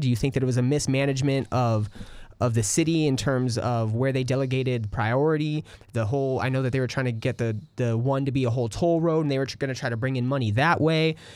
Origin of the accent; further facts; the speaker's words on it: California, United States; now in Austin, United States; I am from California